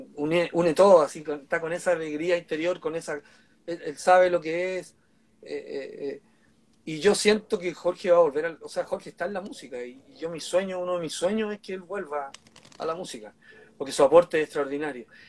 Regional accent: Santiago, Santiago Metropolitan Region, Chile; Yo como santiaguino de cepa

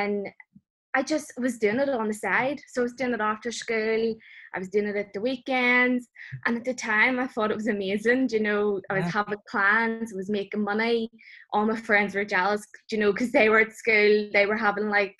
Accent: Belfast, Northern Ireland, United Kingdom; I'm originally from Belfast

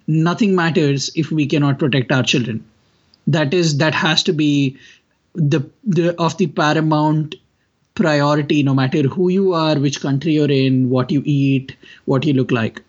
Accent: India; I come from India

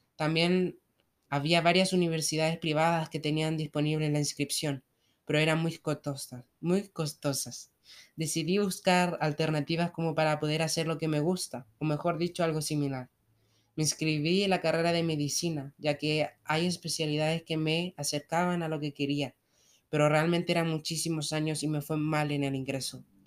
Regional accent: Argentina; tengo 28 años y soy de Argentina

